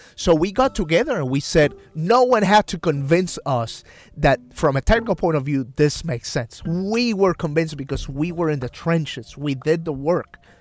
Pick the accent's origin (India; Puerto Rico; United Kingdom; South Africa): Puerto Rico; San Sebastián; moved away; my family in my hometown of San Sebastian